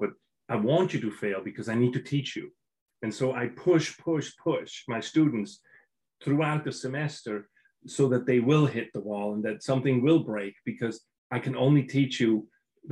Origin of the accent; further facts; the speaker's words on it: Switzerland; moved away; I'm from Switzerland, I'm European